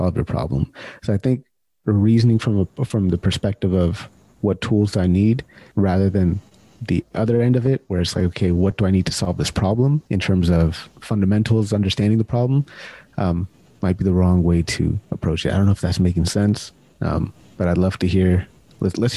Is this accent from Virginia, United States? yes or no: no; Sacramento, California, United States; I'm from Sacramento, born and raised in Sacramento